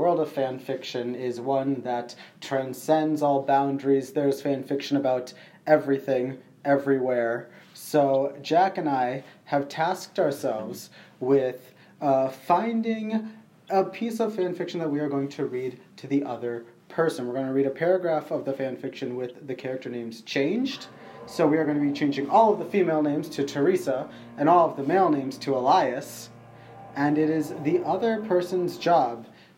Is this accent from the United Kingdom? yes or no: no; Sri Lanka; I am Sri Lankan